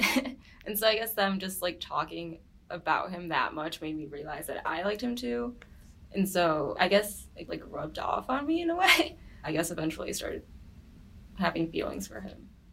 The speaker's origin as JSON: {"language": "English", "town": "Farmington Hills", "region": "Michigan", "country": "United States", "said": "I'm from Farmington Hills, Michigan"}